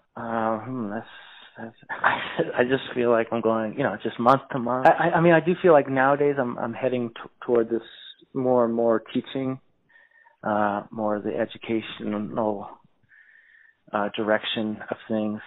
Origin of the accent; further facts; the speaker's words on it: Silver Spring, Maryland, United States; also born or lived in Washington D.C.; I was born in Washington D.C., but I was raised, you know, in the suburbs in uh, Silver Spring, Maryland